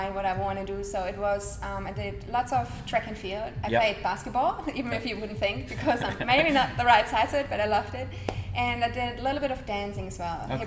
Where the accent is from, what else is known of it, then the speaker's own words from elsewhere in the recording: Nuremberg, Bavaria, Germany; English is a second language; moved away as an adult; also born or lived in Munich, Germany; now in Sunshine Coast, Australia; originally from Germany, born in Nuremberg.